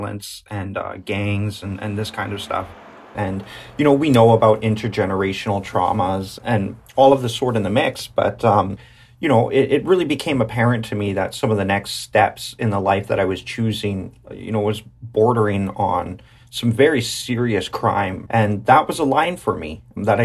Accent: Whitehorse, Yukon, Canada; now in Old Crow, Canada; I was born in Whitehorse

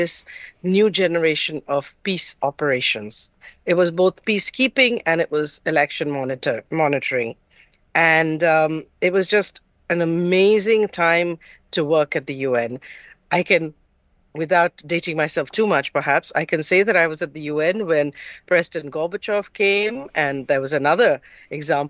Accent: Mumbai, Maharashtra, India; first language English; moved away; also born or lived in Kolkata, India; I'm from Calcutta. That's where I was born. And my family, my mother's family is from Calcutta. My father's family is from the tech hub, Bangalore. But I grew up mostly in Bombay.

